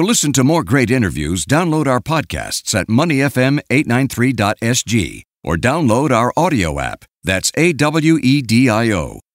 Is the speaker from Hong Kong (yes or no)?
no; Sydney, New South Wales, Australia; also born or lived in Singapore; now in Brisbane, Australia; Sydney, my hometown. I now live in Brisbane